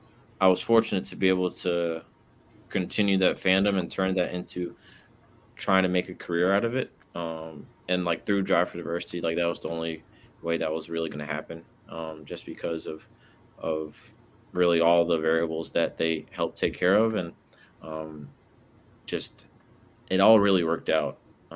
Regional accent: Brooklyn, New York, United States; also born or lived in Atlanta / Washington, D.C.; I was born in Atlanta, raised in Brooklyn, New York, and Washington, D.C.

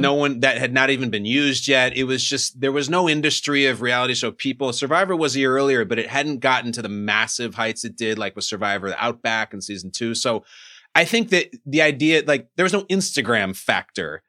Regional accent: Chicago, Illinois, United States; also born or lived in New Jersey; I grew up in Chicago.

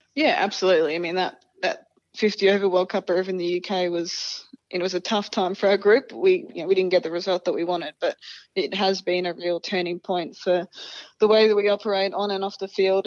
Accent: Australia; we're Australian

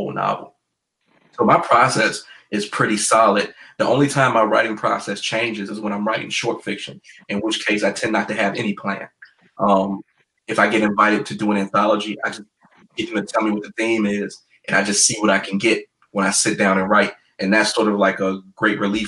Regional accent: Virginia, United States; my home state

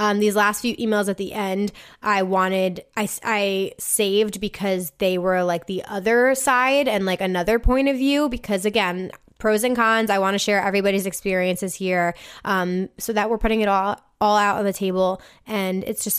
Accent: San Antonio, Texas, United States; I just saw … solo in my hometown of San Antonio

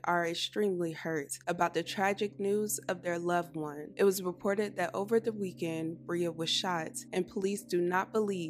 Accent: North Carolina, United States; I am from North Carolina.

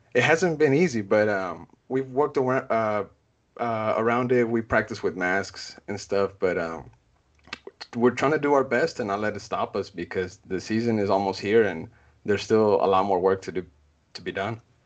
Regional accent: Austin, Texas, United States; I'm born and raised in Austin, you know, I've never called anywhere else home

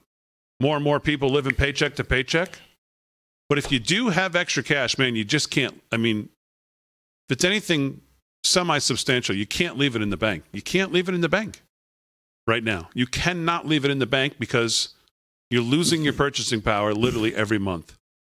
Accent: West Virginia, United States; inflation is the number one driving factor in people's minds, especially in my home state of West Virginia.

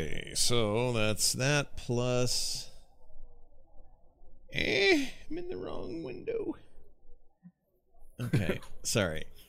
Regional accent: Canada; As a Canadian.

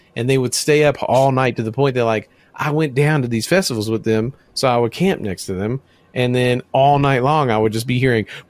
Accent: Memphis, Tennessee, United States; I'm from Memphis, Tennessee

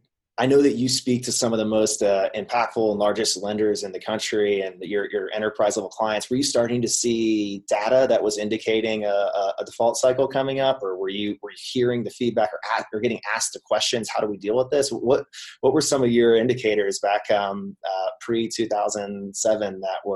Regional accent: Florida, United States; As a native Floridian myself

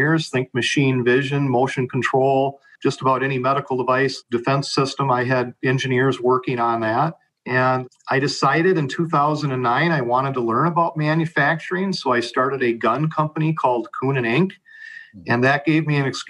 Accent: Savage, Minnesota, United States; I was born in Minneapolis, moved to Savage at 4, and grew up in the Savage Burnsville School District

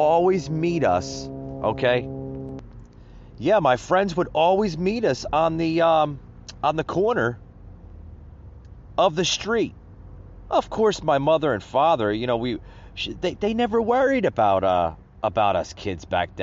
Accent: New Jersey, United States; growing up in the Northeast, up in New Jersey, where I'm originally from

